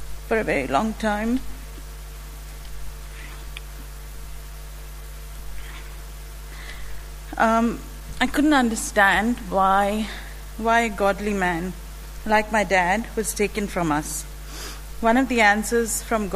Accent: India; moved away; I was born and raised in India in a Christian family

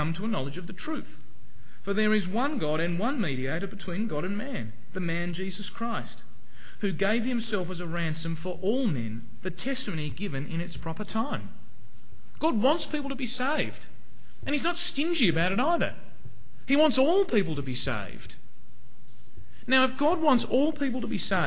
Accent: Hobart, Tasmania, Australia; moved away; I used to go to a church in Hobart, in Sandy Bay. That's where I come from. I'm from Tasmania.

